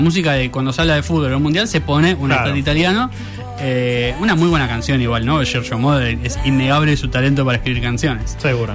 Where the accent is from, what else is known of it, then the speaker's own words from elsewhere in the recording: Argentina; acá en Argentina